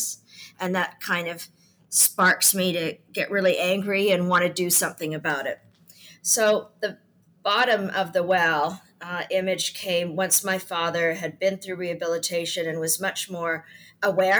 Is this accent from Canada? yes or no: yes; Canada; also born or lived in United Kingdom; I come from Canada. I live between Canada and the UK